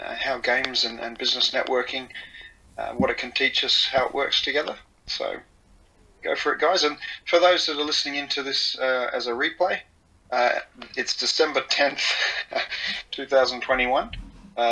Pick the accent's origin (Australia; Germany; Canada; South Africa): Australia; moved away as an adult; now in Japan; I'm Australian. I've been living in Japan 18 years.